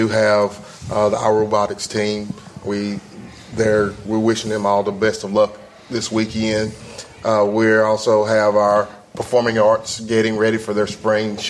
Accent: United States; I am from Moore County

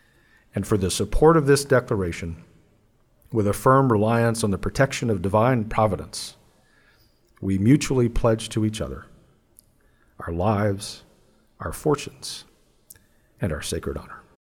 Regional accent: United States; all of the other things that we as Americans ought to enjoy.

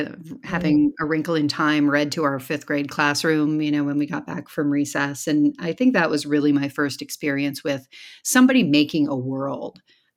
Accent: Michigan, United States; also born or lived in Iowa; Yes, I was raised in the Midwest in Michigan and then Iowa. I came to the East Coast for college and have been moving up and down the East Coast ever since.

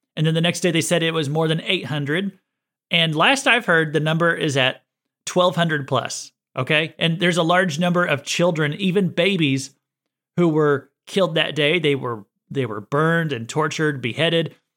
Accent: United States; I was born in America

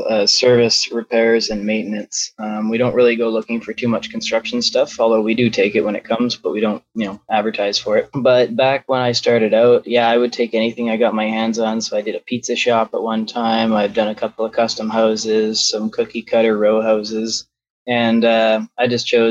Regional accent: Calgary, Alberta, Canada; I was born in Calgary, one of the few

